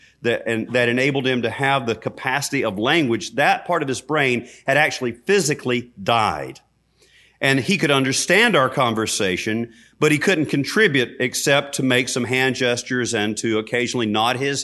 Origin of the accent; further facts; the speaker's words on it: Hamlet, North Carolina, United States; moved away; I went back to my hometown, Hamlet, North Carolina